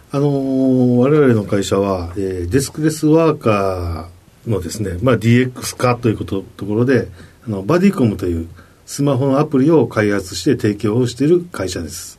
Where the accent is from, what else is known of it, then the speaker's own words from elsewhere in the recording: Osaka, Japan; 大阪の港区というところです